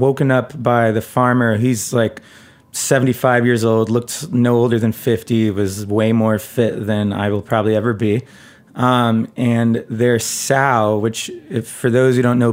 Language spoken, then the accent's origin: English; United States; growing up in America, drinking cow's milk